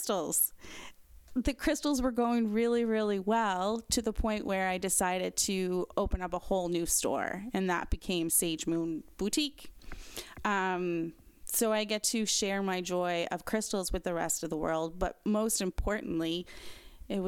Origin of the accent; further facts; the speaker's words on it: Cape Breton, Nova Scotia, Canada; also born or lived in Moncton; I'm originally from Cape Breton, but I left Cape Breton when I was 18 to go away to go to school.